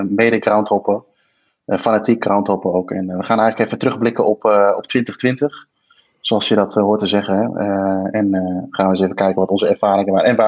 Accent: Arnhem, Gelderland, Netherlands; als Arnhemmer of als, als, als, eh, als Vitesse vind ik dat, eh, vind ik dat helemaal prima.

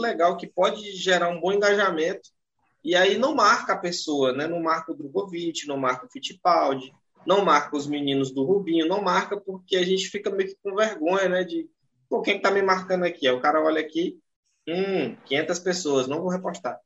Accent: Tocantins, Brazil; Aqui no norte, eu sou do estado de Tocantins

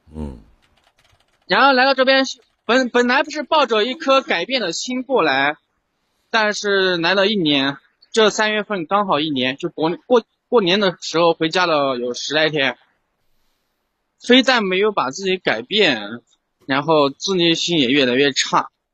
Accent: Sichuan, China; now in Chengdu, China; 我九八年的，去年，就我们是四川的，扎在一个小城市

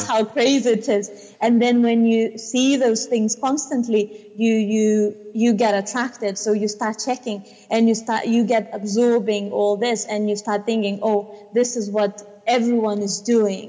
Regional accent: Lithuania; now in United Kingdom; I come from Lithuania and I can live here freely

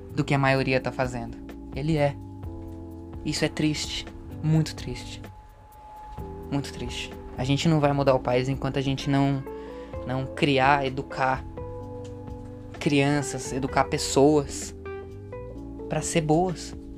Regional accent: Brazil; eu nasci no Brasil

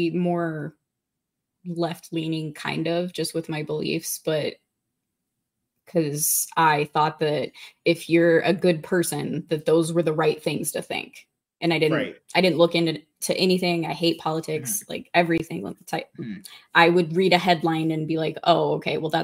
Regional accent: Montana, United States; moved away as an adult; my home state, Montana

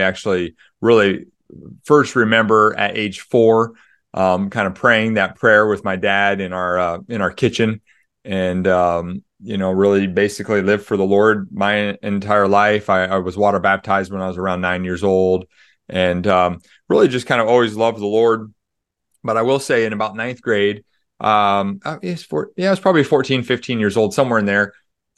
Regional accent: Des Moines, Iowa, United States; also born or lived in Springfield, Missouri; I grew up in Des Moines, Iowa. So for the non-US listeners, that's kind of in the middle, upper middle part of the United States. And then moved to Springfield, Missouri in my college years.

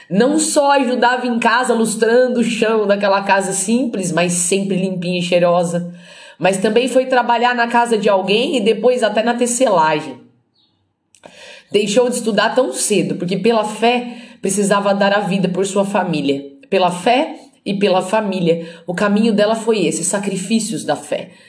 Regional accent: Santo André, São Paulo, Brazil; E foram para Santo André, minha cidade natal, tentar a sorte na cidade.

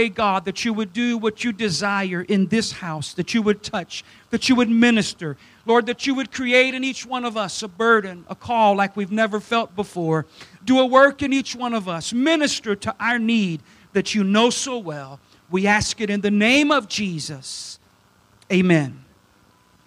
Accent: South Louisiana, United States; I'm from South Louisiana, so my English isn't the best either

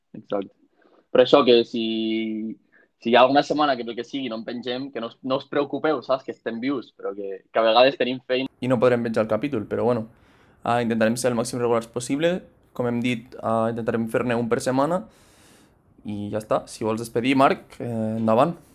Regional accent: Catalonia, Spain; a més som catalans

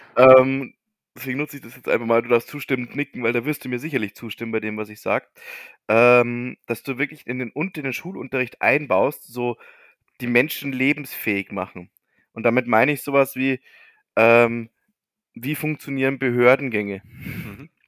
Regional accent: Bavaria, Germany; bei uns in Bayern

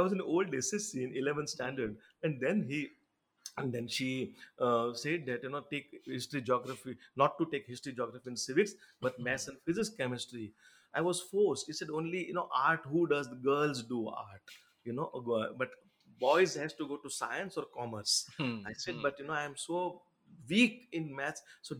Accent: India; first language Gujarati; English is a second language; actually Gujarati, of course, being it's my mother tongue

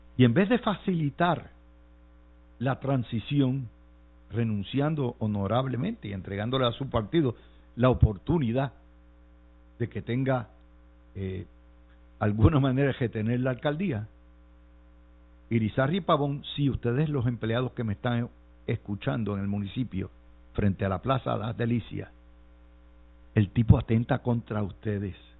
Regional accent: Cidra, Puerto Rico; mi pueblo de Sidra

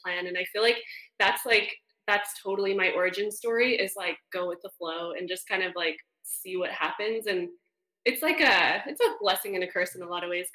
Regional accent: Canada; moved away as an adult; now in United States; I'm Canadian

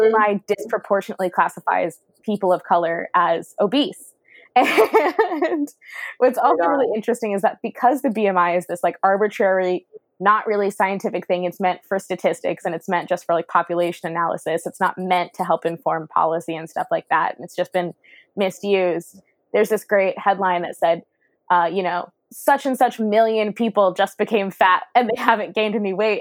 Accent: the South, United States; I'm from the South and I'm a Black woman.

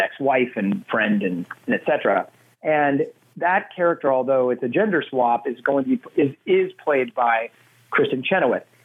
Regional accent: Nebraska, United States; moved away as an adult; now in Los Angeles, United States; LA is kind of like my hometown now, but, but Nebraska is always going to be where my heart is.

